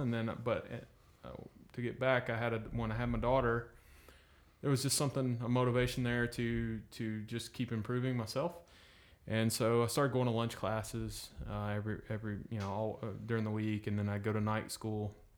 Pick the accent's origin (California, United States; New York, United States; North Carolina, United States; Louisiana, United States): North Carolina, United States; moved away as an adult; now in Destin, United States; I was born in North Carolina